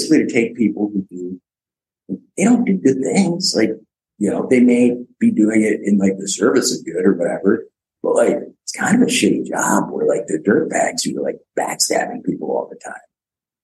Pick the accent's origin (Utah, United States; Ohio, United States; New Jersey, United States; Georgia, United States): Utah, United States; I was born in Utah.